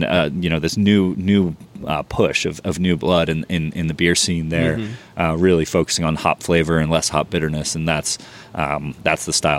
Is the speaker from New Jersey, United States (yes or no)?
yes; New Jersey, United States; moved away as an adult; also born or lived in the South (US); I grew up in New Jersey.